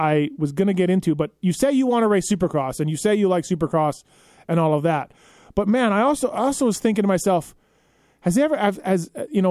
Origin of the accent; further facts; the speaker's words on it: Canada; I'm from Canada